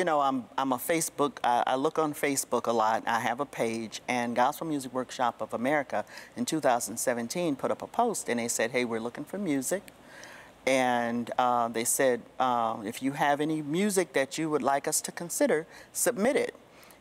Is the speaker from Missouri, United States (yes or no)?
no; Detroit, Michigan, United States; I come from Detroit.